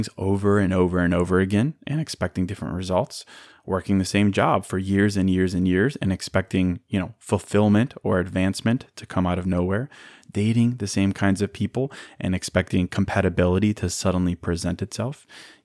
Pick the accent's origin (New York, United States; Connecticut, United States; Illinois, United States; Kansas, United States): Illinois, United States; Chicago; moved away as an adult; also born or lived in Notre Dame, Indiana; now in Miami, United States; I was born in Chicago. I went to Notre Dame. I moved to downtown Chicago after graduating, and I've been there since 2011